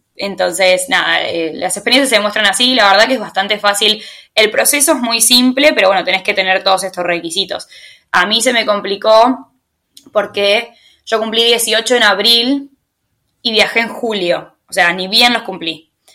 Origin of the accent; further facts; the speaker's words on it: Tigre, Buenos Aires Province, Argentina; moved away as an adult; soy argentina, soy de Tigre, de Buenos Aires